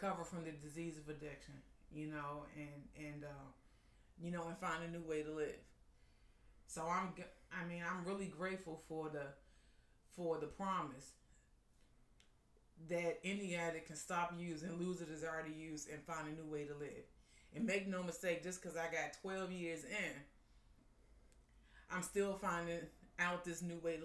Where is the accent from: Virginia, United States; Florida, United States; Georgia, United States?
Virginia, United States; Arlington; I grew up right over there in South Arlington, right off of 24th Street in Green Valley, the Knock community